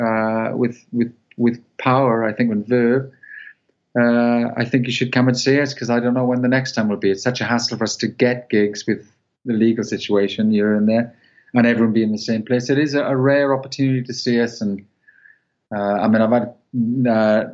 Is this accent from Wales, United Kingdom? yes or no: yes; Welsh, Wales, United Kingdom; I'm Welsh